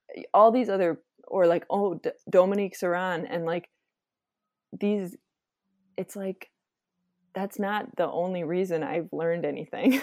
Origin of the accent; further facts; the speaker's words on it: Wisconsin, United States; also born or lived in Minnesota; now in Twin Cities, United States; I was born in Minnesota, and then I lived in Wisconsin kind of when I was growing up, and then I went back, came back here for college